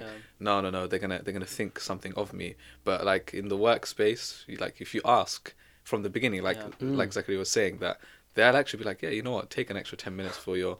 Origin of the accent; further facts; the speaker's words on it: Exeter, South West England, United Kingdom; born there; I mean, I was born in Exeter, right? So I know, like, it's completely different.